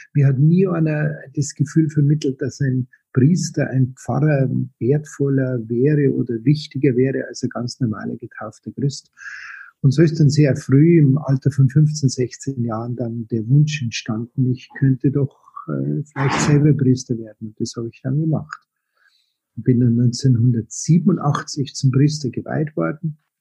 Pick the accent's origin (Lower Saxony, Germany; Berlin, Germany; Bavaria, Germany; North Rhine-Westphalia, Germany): Bavaria, Germany; Munich; Ich bin äh, gebürtig aus München, geboren 1960